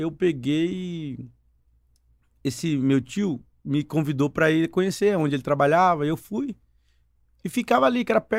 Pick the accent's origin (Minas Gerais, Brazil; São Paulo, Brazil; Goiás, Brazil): São Paulo, Brazil; Indaiatuba; born or raised there; also born or lived in Foz do Iguaçu, Paraná / Mato Grosso